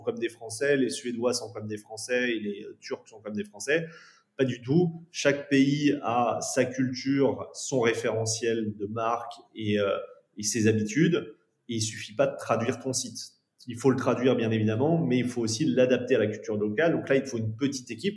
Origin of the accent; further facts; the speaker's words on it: France; en tant que Français